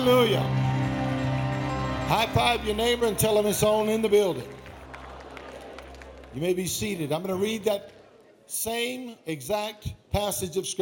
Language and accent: English; Baton Rouge, Louisiana, United States; I'm from Baton Rouge